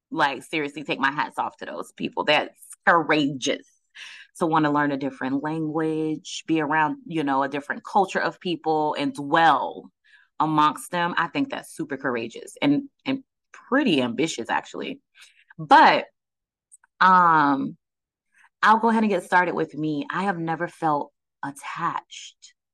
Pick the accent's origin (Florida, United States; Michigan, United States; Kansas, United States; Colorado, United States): Florida, United States; Fort Lauderdale; also born or lived in Georgia; We uh, I was born in Fort Lauderdale, left at like five years old, came back at like almost 10 years old. Um, we were in a couple of a couple of towns in Georgia, Stone Mountain